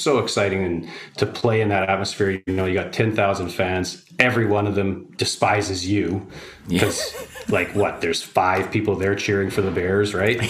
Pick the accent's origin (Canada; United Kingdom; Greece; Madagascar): Canada; Nelson, British Columbia; moved away as an adult; growing up in Nelson